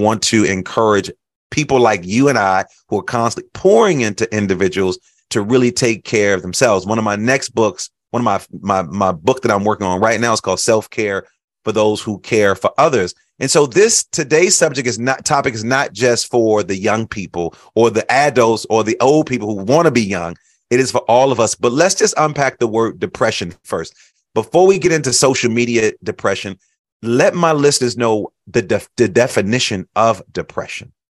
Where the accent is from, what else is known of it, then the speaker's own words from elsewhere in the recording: Chicago, Illinois, United States; I grew up in Chicago